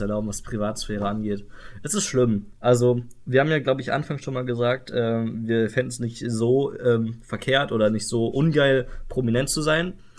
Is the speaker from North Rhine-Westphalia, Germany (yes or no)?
yes; Iserlohn, North Rhine-Westphalia, Germany; die Zeitschrift von meinem Heimatort, so äh, der Iserlohner Kreisanzeiger